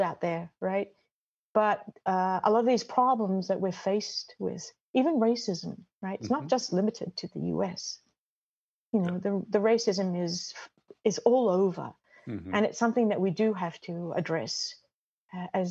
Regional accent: Australia; moved away as an adult; also born or lived in Michigan / Bolivia; now in Connecticut, United States; I'm Australian

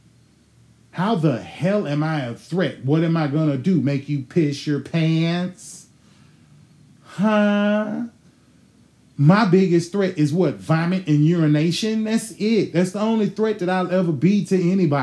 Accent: Houston, Texas, United States; I was born in Houston, motherfucking Texas, St. Joseph Hospital, April 30, 1980.

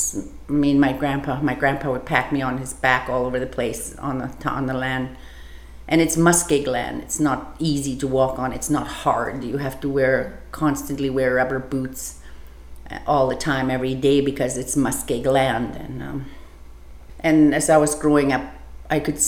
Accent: Old Crow, Yukon, Canada; I'm from Northern Canada in a community called Old Crow, Yukon

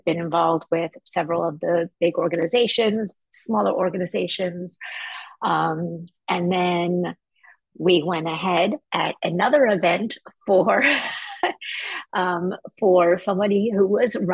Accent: Parkland, Florida, United States; I am from Parkland, Florida

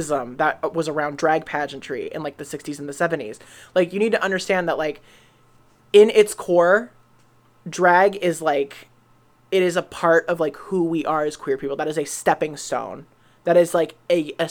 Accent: Kent, Ohio, United States; So I'm from Kent

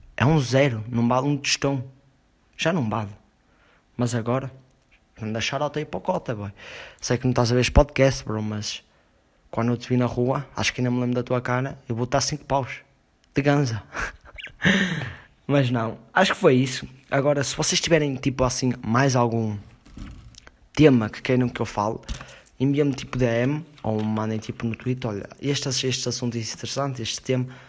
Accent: Portugal

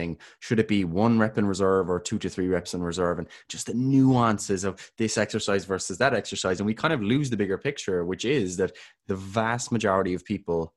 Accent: Ireland; We're both Irish.

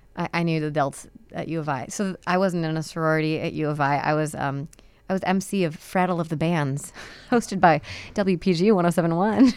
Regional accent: Chicago, Illinois, United States; I'm from Chicago

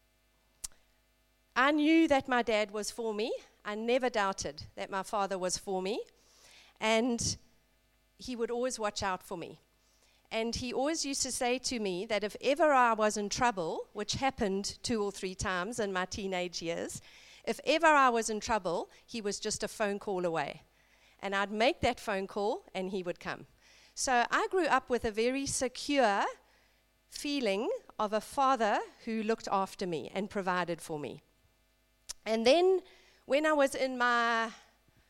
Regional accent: South Africa; I grew up in South Africa in a middle-class family

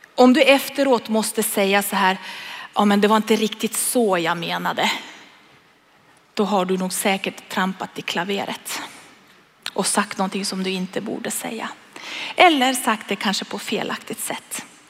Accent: Sweden; jag är en svensk

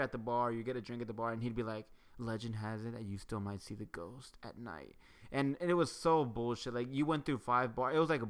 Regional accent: Sherman, Texas, United States; I'm from Sherman.

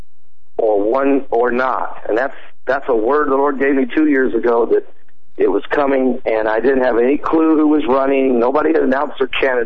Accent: Indiana, United States; I'm from Indiana

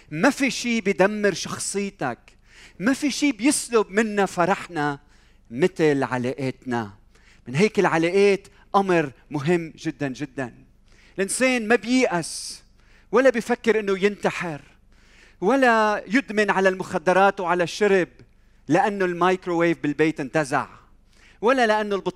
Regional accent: Lebanon; إذا بسأل حالي هذا السؤال الجواب هل لأني أنا لبناني؟ لا أظن

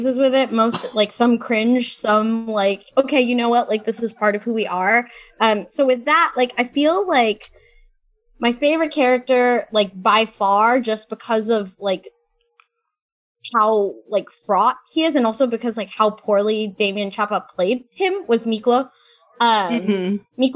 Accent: San Francisco, California, United States; I'm from San Francisco

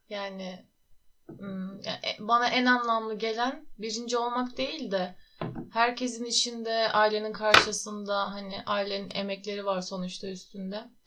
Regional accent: Tokat, Turkey; 24 yaşındayım. Aslen Tokatlıyım.

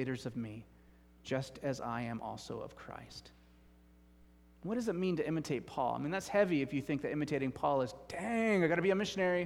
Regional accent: United States; I'm an American

